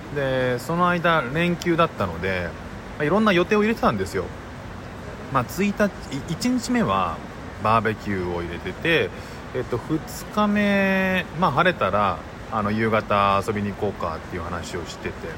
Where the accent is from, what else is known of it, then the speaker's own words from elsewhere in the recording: Japan; 日本人の僕ら